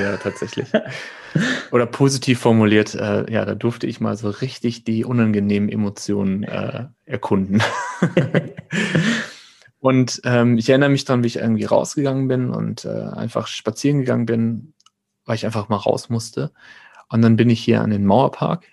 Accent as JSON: {"language": "German", "area": "near Münster", "region": "North Rhine-Westphalia", "country": "Germany", "said": "Und ich komme aus der Nähe von Münster"}